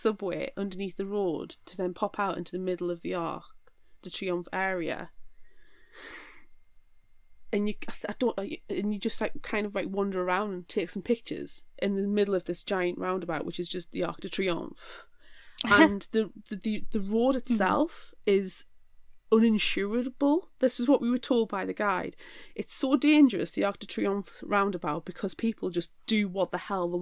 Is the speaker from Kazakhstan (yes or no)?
no; England, United Kingdom; I'm English and I do not know French